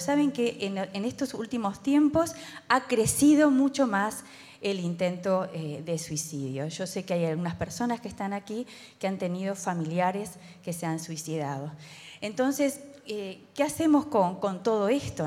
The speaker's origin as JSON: {"language": "Spanish", "country": "Uruguay", "said": "como somos los uruguayos"}